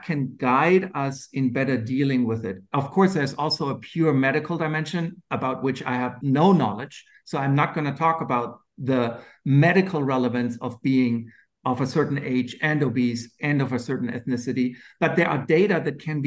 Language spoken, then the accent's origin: English; Germany; accent: German; moved away; my funny German accent